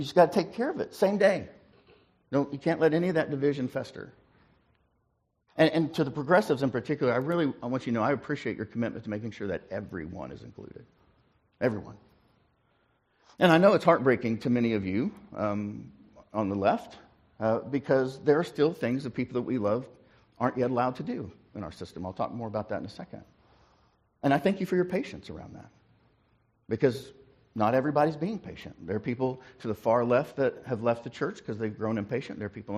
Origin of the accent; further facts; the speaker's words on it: Ringling, Oklahoma, United States; born there; When I was born in Ringling, Oklahoma, in the parsonage.